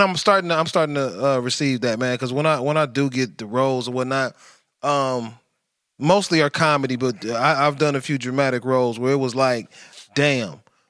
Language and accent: English; Atlanta, Georgia, United States; I'm from Atlanta. I'm a celebrity.